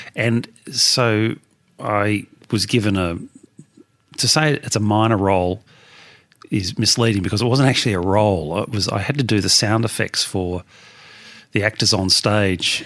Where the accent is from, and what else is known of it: Melbourne, Victoria, Australia; born or raised there